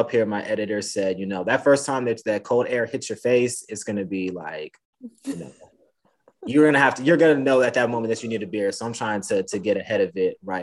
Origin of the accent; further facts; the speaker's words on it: Atlanta, Georgia, United States; now in Iowa, United States; I'm from Atlanta